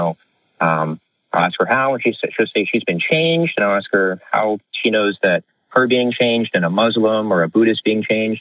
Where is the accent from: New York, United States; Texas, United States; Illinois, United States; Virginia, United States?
Texas, United States; Houston; I'm from Houston